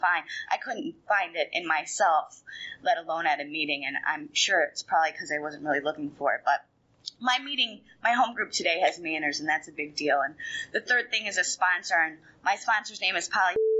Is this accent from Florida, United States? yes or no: yes; Fort Lauderdale, Florida, United States; I grew up in South Florida in Fort Lauderdale